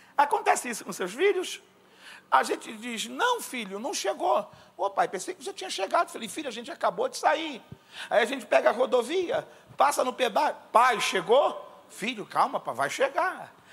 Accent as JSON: {"language": "Portuguese", "country": "Brazil", "said": "eu sou lá da Baixada"}